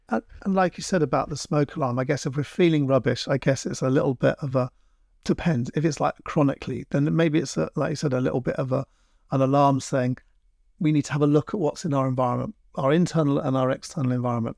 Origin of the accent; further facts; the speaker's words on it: London, United Kingdom; moved away as an adult; now in Devon, United Kingdom; I grew up in London and I never really got, I, I was a bit of a city boy